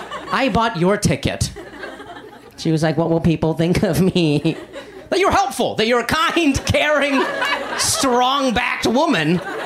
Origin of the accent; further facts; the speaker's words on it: India; I'm Indian, and like in all those movies, there's like one Indian guy in like 22 movies